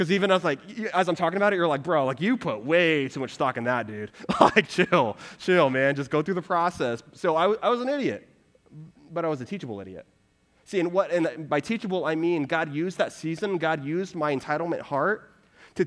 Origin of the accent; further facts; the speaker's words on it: Houston, Texas, United States; moved away as an adult; also born or lived in Waco, Texas / Dallas, Texas; now in Denver, United States; I grew up in the Houston area